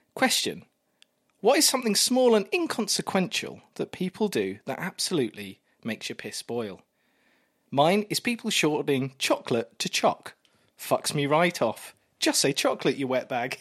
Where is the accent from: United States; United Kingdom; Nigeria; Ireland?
United Kingdom; Kent, South East England; I grew up in Kent